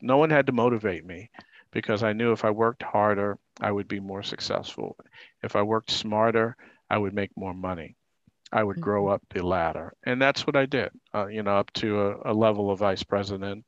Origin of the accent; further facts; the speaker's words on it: New York City, New York, United States; I grew up in Harlem.